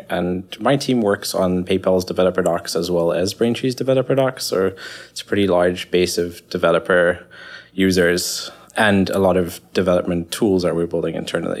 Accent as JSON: {"language": "English", "country": "South Africa", "said": "I'm South African"}